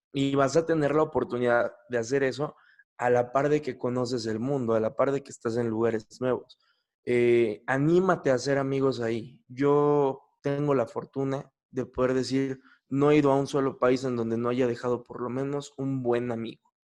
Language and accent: Spanish; Mexico; yo soy mexicano